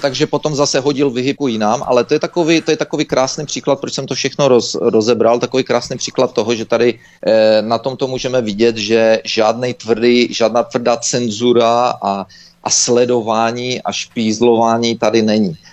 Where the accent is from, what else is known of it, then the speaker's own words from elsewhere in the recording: Czechia; moved away as an adult; also born or lived in United States; now in Canada; když jsem byl mladý v Čechách